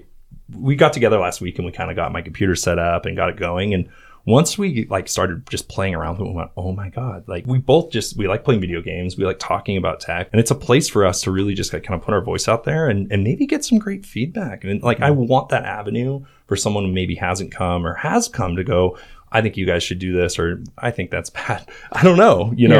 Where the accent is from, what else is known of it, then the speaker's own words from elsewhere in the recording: Sandpoint, Idaho, United States; now in Boise, United States; we're both from Sandpoint, Idaho